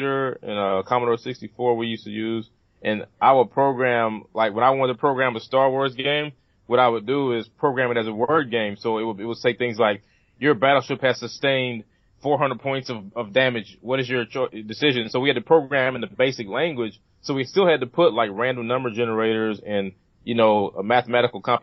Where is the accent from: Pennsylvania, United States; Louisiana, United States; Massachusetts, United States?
Louisiana, United States; Vivian; also born or lived in Shreveport, Louisiana / North Carolina; I grew up in Northwest Louisiana, north of Shreveport, a little town called actually Vivian